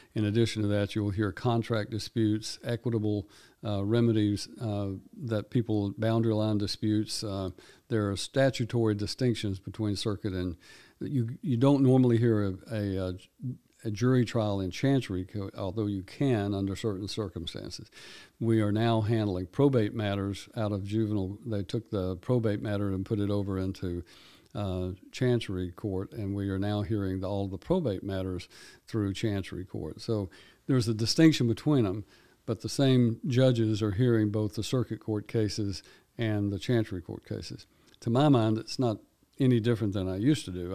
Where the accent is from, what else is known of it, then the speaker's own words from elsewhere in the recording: Erin, Tennessee, United States; I grew up in Houston County, over in Erin